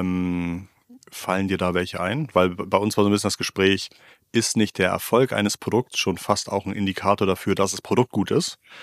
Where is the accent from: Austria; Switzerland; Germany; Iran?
Germany; als, als Deutscher